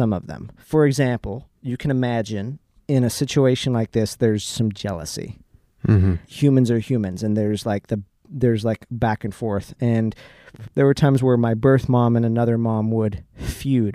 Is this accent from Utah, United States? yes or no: yes; Salt Lake City, Utah, United States; We grew up in Salt Lake City, or a suburb of Salt Lake City, Utah